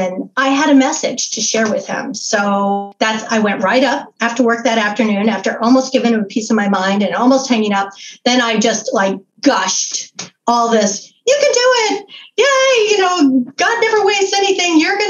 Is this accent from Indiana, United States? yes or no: yes; Indiana, United States; born or raised there